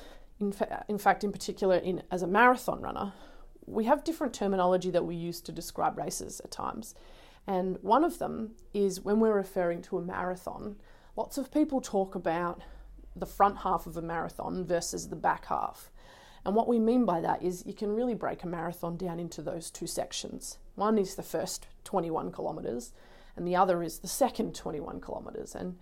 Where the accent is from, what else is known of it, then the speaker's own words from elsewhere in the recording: Melbourne, Victoria, Australia; I'm from Melbourne